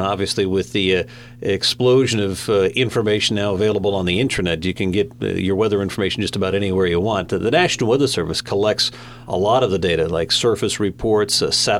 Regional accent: Connecticut, United States; moved away as an adult; also born or lived in State College, Pennsylvania; I came to Penn State from Connecticut.

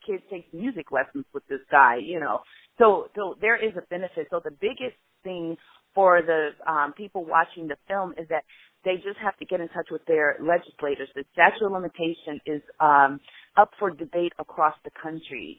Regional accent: Chicago, Illinois, United States; So in Illinois, I'm from Chicago

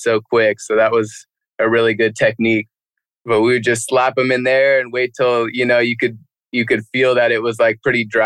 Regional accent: Lake County, California, United States; took out 70% of my hometown

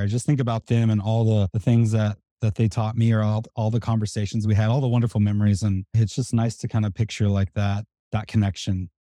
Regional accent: Tulsa, Oklahoma, United States; moved away as an adult; I grew up in Tulsa, Oklahoma

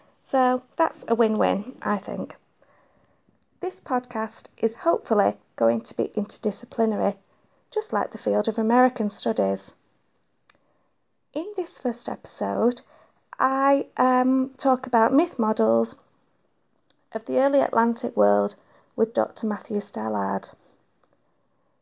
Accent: Manchester, North West England, United Kingdom; I am a proud Mancunian

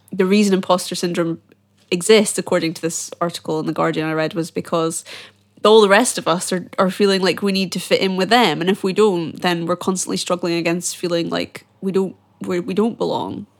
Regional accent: Edinburgh, Scotland, United Kingdom; I'm from Edinburgh and every year we have the Edinburgh Fringe

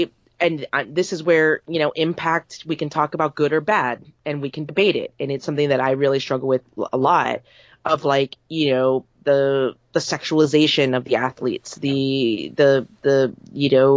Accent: United States; as an American

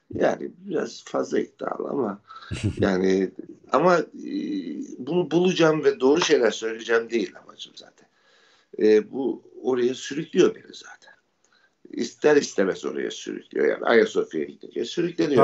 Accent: Ordu, Turkey; benim doğup büyüdüğüm ev bir tesadüf eseri e, eski bir Rum

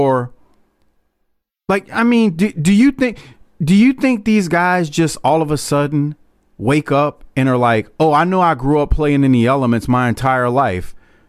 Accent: the South, United States; I'm from the South, but I've played New England now for a couple of years.

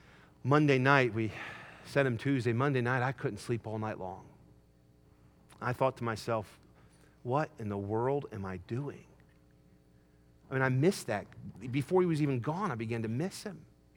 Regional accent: Wyoming, United States; also born or lived in Michigan; I was born in Michigan, we moved to Wyoming

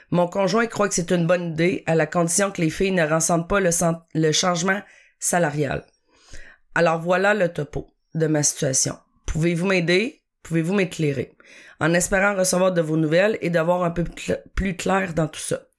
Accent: Chicoutimi, Quebec, Canada; now in Terrebonne, Canada; 41 ans, je demeure à Terrebonne, je travaille à Montréal, mais je suis originaire de Chicoutimi.

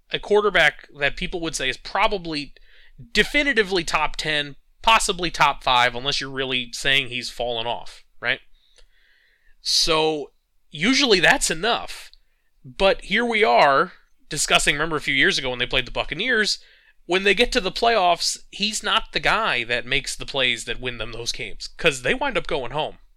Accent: New York, United States; as a New Yorker

